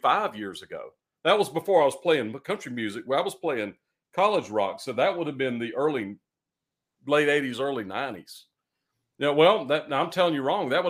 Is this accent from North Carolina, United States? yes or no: yes; Eastern North Carolina, United States; also born or lived in Raleigh, North Carolina; I'm from Raleigh originally, but I grew up in Eastern North Carolina